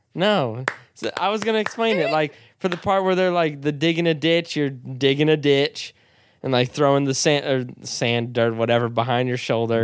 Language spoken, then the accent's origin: English; United States; as an American